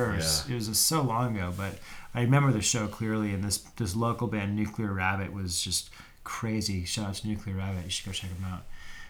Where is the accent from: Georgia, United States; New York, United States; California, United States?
California, United States; Danville; I grew up in a little town called Danville